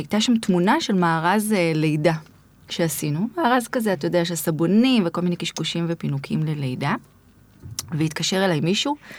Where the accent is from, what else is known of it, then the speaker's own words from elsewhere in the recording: Yavne, Central District, Israel; also born or lived in Rishon LeZion; גדלתי ביבנה